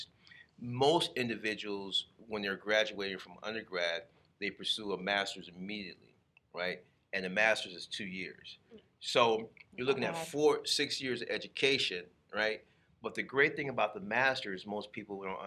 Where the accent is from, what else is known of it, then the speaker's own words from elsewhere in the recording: Chicago, Illinois, United States; now in Arizona, United States; I'm Chicagoan